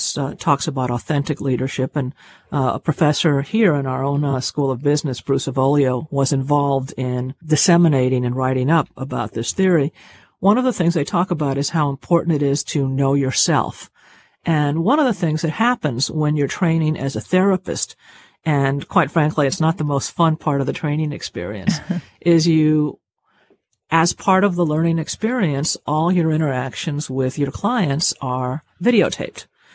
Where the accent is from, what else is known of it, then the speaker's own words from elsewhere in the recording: Cuba; I'm Cuban in terms of, you know, I was born in Cuba and I was raised in a Cuban family, a big, loud Cuban family